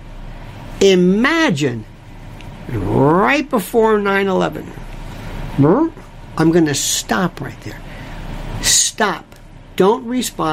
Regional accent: United States

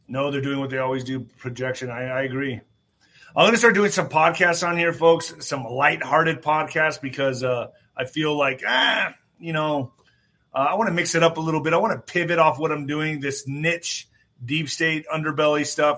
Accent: United States

